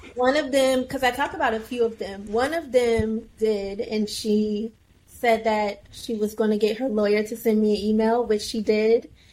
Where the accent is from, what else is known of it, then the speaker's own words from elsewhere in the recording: Virginia, United States; moved away as an adult; also born or lived in Washington, District of Columbia, United States; now in New York, United States; I grew up in Virginia, and then when I was old enough, I moved to DC